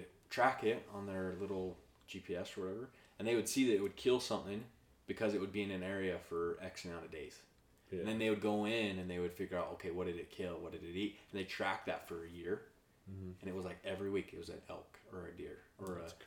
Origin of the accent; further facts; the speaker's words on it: Utah, United States; being in Utah, you know, growing up in Utah, growing up hunting.